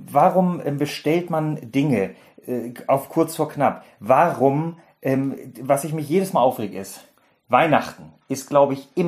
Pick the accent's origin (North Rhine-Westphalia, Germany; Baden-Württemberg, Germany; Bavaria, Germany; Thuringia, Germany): Baden-Württemberg, Germany; Ich bin Schwabe.